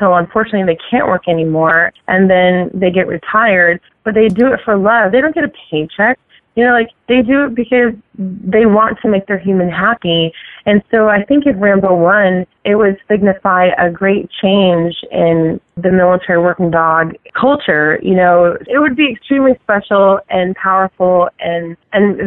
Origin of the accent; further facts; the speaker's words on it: Connecticut, United States; moved away; I'm originally from Connecticut